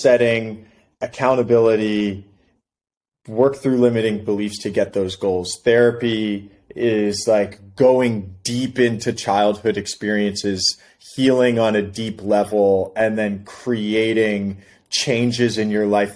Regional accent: New York City, New York, United States; moved away as an adult; also born or lived in Philadelphia, Pennsylvania; now in San Diego, United States; I grew up in Brooklyn

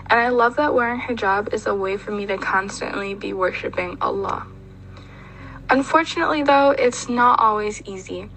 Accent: Michigan, United States; My mom is American and my dad is Nigerian, but for the most part, I was raised in the United States in Michigan

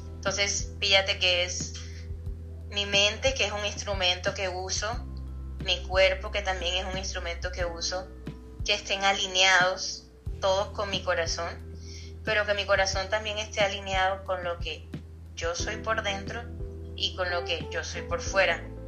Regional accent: Colombia; Yo soy colombiana

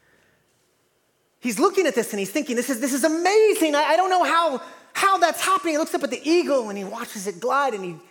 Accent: East Coast, United States; moved away; I'm from the East Coast

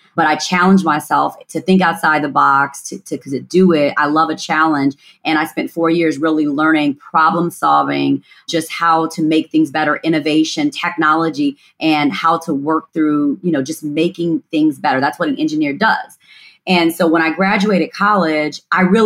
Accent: Gary, Indiana, United States; born and raised in Gary, Indiana

